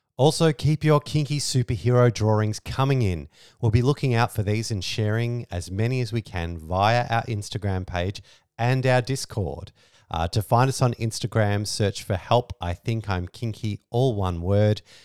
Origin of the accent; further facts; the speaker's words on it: Australia; we're Australian lifestyle kinksters